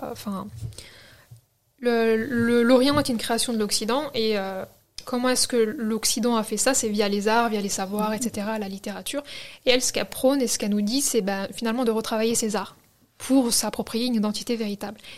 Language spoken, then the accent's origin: French; France; first language French; ma grand-mère me disait, mais t'es française en fait.